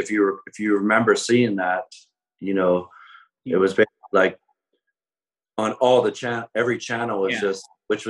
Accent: Philadelphia, Pennsylvania, United States; also born or lived in Boston; growing up in Philadelphia in the 80s and living downtown

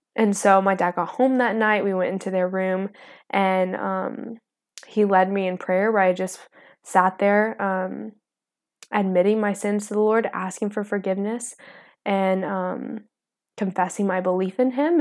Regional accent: Palestine, Texas, United States; I am from East Texas

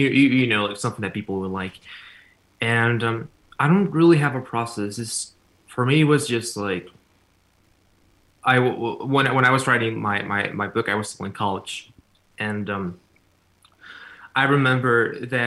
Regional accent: Cancún, Quintana Roo, Mexico; English is a second language; now in United States; I was born in Cancun, Mexico

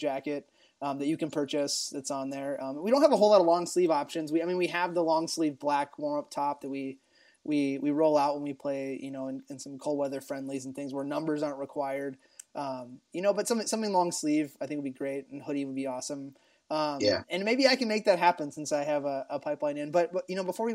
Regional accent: Ohio, United States; I was growing up in Ohio

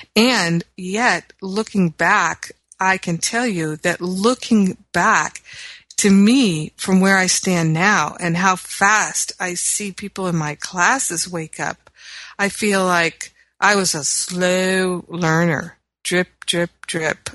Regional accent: Los Angeles, California, United States; my hometown of Los Angeles

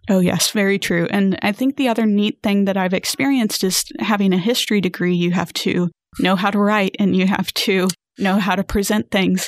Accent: Houston, Texas, United States; also born or lived in San Antonio; I grew up in the Houston area.

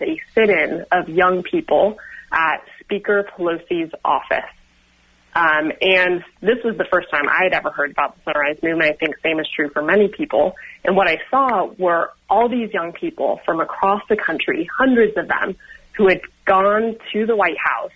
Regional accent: Sonoma County, California, United States; I was born and raised in Sonoma County and still live in Sonoma County right now

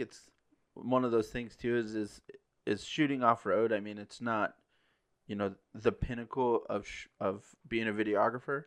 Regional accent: Parker, Arizona, United States; I grew up around off-road racing growing up in Parker

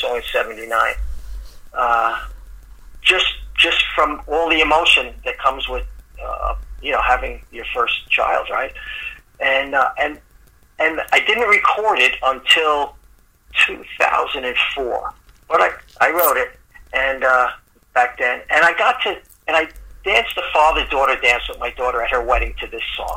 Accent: New York City, New York, United States; moved away as an adult; I'm originally from the Bronx.

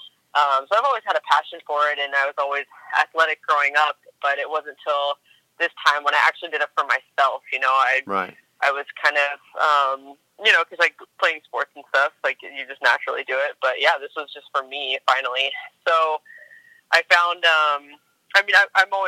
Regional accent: Spokane, Washington, United States; moved away as an adult; also born or lived in New York; I'm from Spokane, Washington, born and raised there. And I'm currently living here as well.

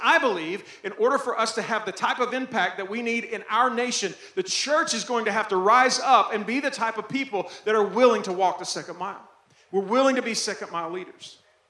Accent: Arkansas, United States; also born or lived in Texas; I'm from Texas. I'm from Arkansas before that. We lose everything in Arkansas.

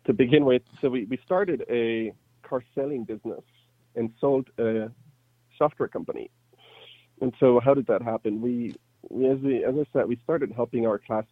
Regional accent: Germany; English is a second language; moved away as an adult; now in United States; I was born and raised in Germany, moved to the U.S. in 2011 to go to business school

